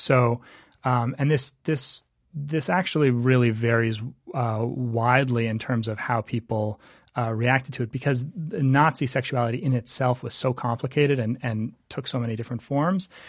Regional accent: Canada; moved away; I was from Canada

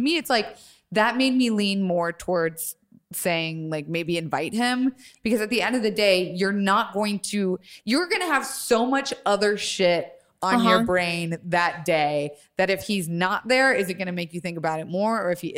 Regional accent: Tampa, Florida, United States

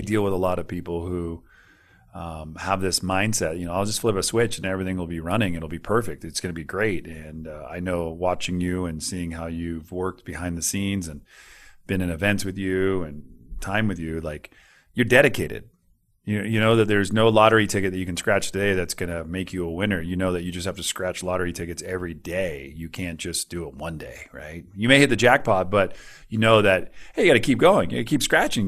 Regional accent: Northern California, United States; I'm from Northern California

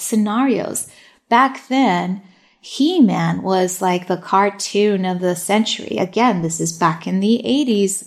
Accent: Long Beach, California, United States; first language Spanish; English is a second language; also born or lived in Fountain Valley, California; I was actually born here in Long Beach, California. So I'm a true Angelina through and through. And, you know, I did not speak English until I got to kindergarten

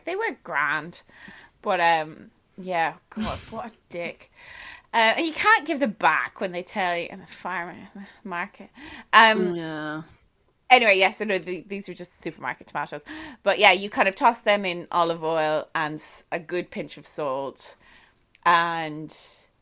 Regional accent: Ireland; I'm Irish

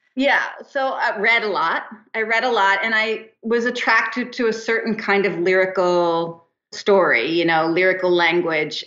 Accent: New Jersey, United States; also born or lived in East Hampton, New York; now in Santa Monica, United States

